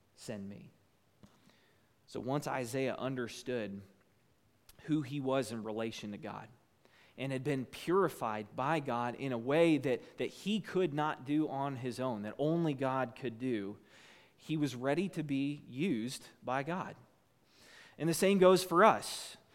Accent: United States; as an American

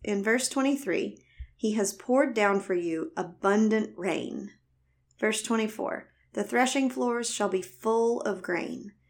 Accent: the South, United States; accent: Southern; also born or lived in Alabama; If you can't tell by my voice, I was born and raised in the South

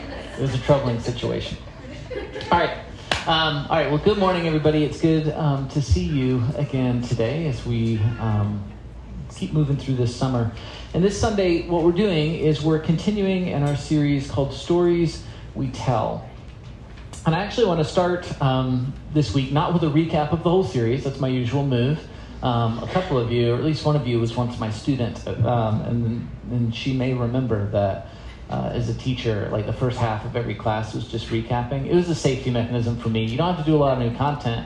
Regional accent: South Carolina, United States; also born or lived in Florida; now in Maryland, United States; I grew up in South Carolina.

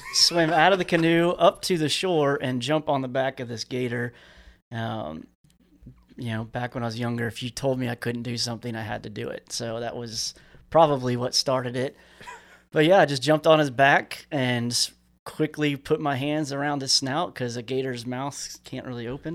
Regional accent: Central Florida, United States; moved away; also born or lived in California / Tallahassee, Florida; we were out in the swamps where I grew up down in South Florida, uh, well, Central Florida.

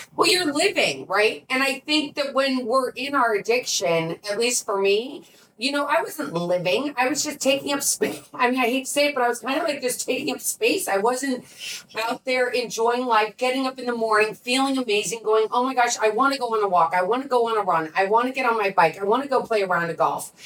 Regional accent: St. Louis, Missouri, United States; my hometown is St. Louis, to be honest with you. That's where I grew up.

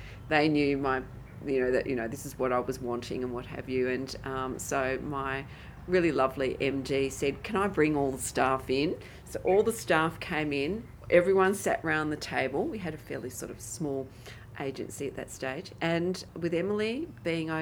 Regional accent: Perth, Western Australia, Australia; moved away as an adult; also born or lived in Sydney; now in Perth, Australia; coming back to Perth would be a natural thing for me

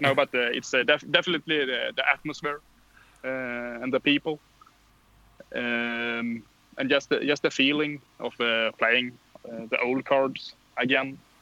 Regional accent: Karlskrona, Blekinge, Sweden; English is a second language; moved away as an adult; now in Växjö, Sweden; I'm uh, from uh, uh, a city uh, in far south of Sweden, Karlskrona

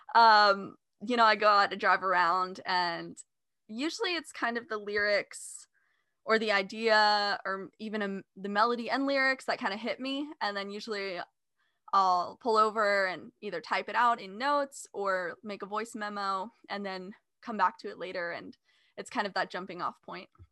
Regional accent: California, United States; I grew up in California

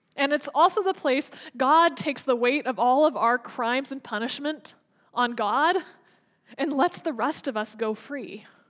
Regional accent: United States; as an American

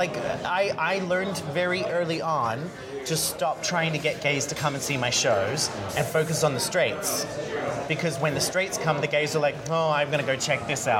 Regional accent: Australia; accent: Americanized; now in United States; even though I have a very Americanized accent now because nobody could understand me when I first moved here, I'm Australian. Growing up in Australia, they love the underdog.

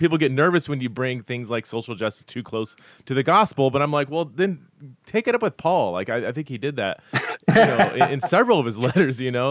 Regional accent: Fresno, California, United States; also born or lived in Los Angeles, California; I grew up in Fresno

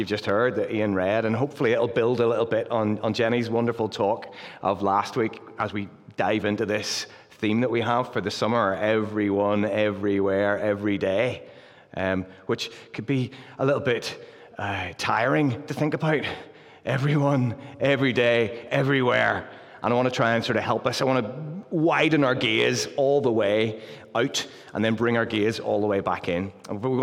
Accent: Luton, East of England, United Kingdom; now in Pinhoe, United Kingdom; as you can tell from the accent, I'm from Luton. And happily since April the 12th, we've been residents of Pinhoe

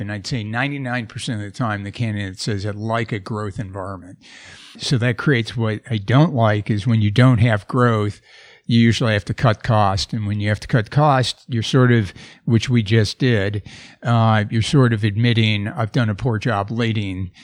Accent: Wisconsin, United States; moved away; I grew up in Wisconsin

